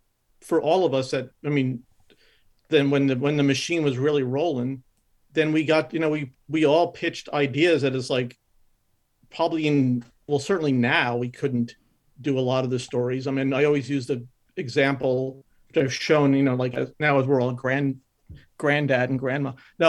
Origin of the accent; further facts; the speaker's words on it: Elizabeth, New Jersey, United States; born there; Anyway, I was born in Elizabeth.